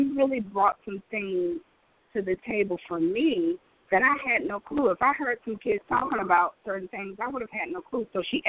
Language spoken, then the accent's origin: English; Detroit, Michigan, United States; where are you from? I'm from Detroit.